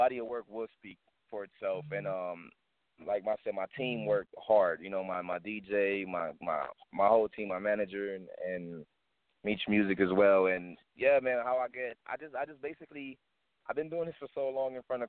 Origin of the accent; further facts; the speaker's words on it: Kingston, Jamaica; also born or lived in South Central Los Angeles; now in Las Vegas, United States; when I came from Kingston, Jamaica, I was brought to South Central LA, and then the family decided to move to Las Vegas